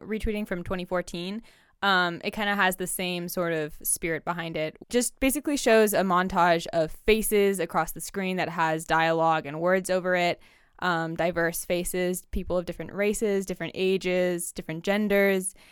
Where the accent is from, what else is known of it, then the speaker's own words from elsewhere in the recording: Bielefeld, North Rhine-Westphalia, Germany; now in United States; I'm also a German immigrant.